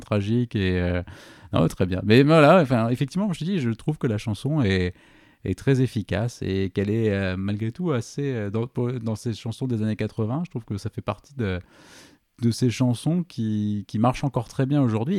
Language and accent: French; Toulouse, Occitania, France; en tant que Toulousain